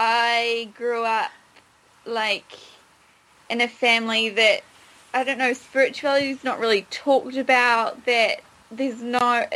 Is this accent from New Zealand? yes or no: yes; New Zealand; I'm a Kiwi. So I'm from New Zealand and I'm currently travelling. So I've been in the UK and travelling Europe for 4 months.